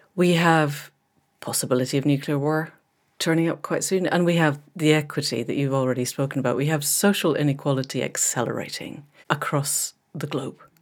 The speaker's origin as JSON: {"language": "English", "region": "Scotland", "country": "United Kingdom", "moved": "yes", "said": "a fellow Scot"}